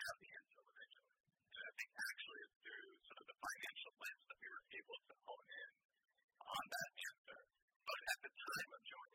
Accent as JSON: {"language": "English", "country": "United States", "tie": "born or raised there", "said": "I grew up in America"}